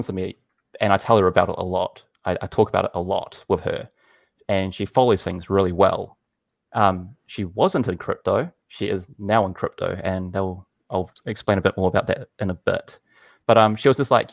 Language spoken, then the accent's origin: English; New Zealand; I'm from New Zealand